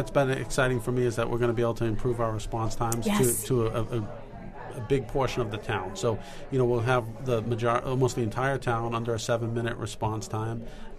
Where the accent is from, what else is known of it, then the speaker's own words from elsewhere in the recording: Fall River, Massachusetts, United States; I am from Fall River, Massachusetts.